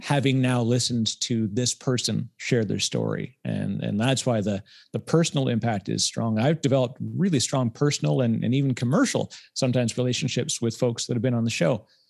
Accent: Canada; I'm Canadian

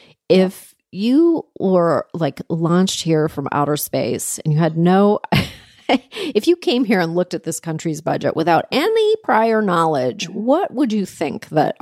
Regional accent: Canada; now in United States; I'm from Canada

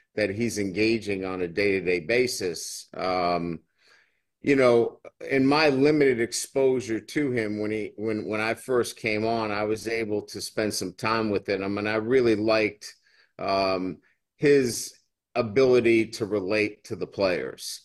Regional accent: Boston, Massachusetts, United States; accent: funny accent; now in Baton Rouge, United States; I still have a funny accent. You know, I'm from Boston

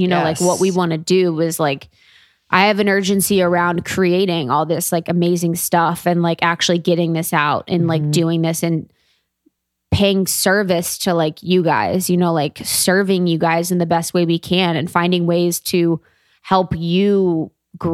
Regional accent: Cincinnati, Ohio, United States; moved away; I'm a girl from Ohio

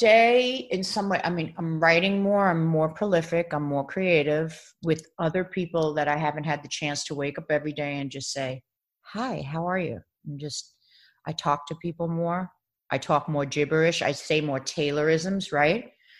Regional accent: Baldwin, New York, United States; moved away as an adult; also born or lived in The Bronx; now in Los Angeles, United States; I grew up in Baldwin, Long Island. Yeah. But I mean, I was born in New York City Hospital.

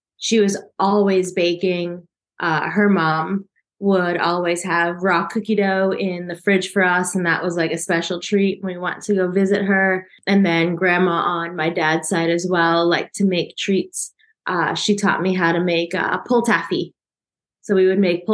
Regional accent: United States; moved away as an adult; also born or lived in South Korea; now in Alicante, Spain; I grew up in the States, and so I was there until I was 26, 27 when I left the States

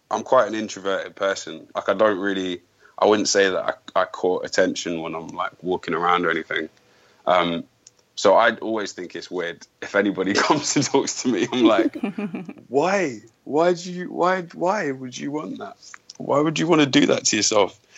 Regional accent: United Kingdom; I'm British. I'm British.

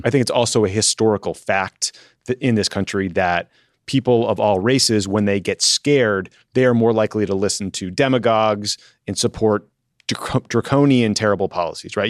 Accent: Massachusetts, United States; I grew up in Massachusetts

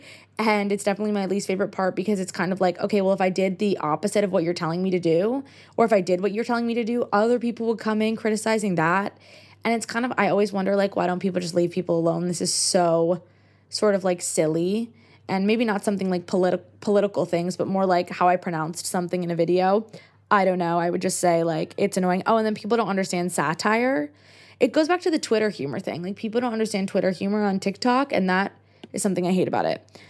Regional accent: United States; accent: American; I'm American

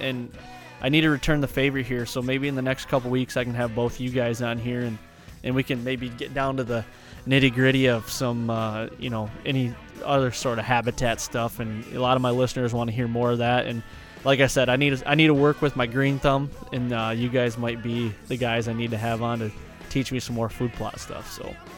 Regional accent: Michigan, United States; growing up in Michigan and having that tradition

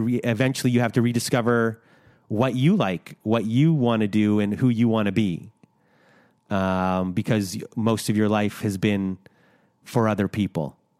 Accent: Canada; we're Canadian

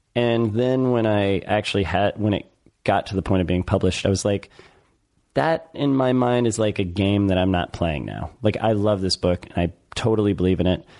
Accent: United States; I'm American

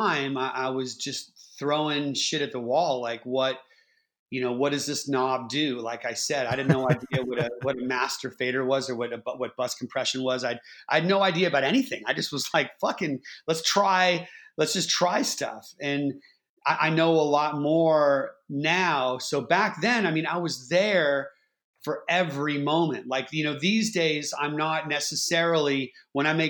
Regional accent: Bay Area, California, United States; I grew up in the Bay Area

